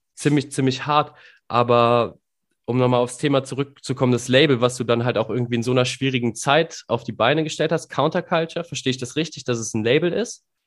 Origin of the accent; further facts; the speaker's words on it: North Rhine-Westphalia, Germany; als NRWler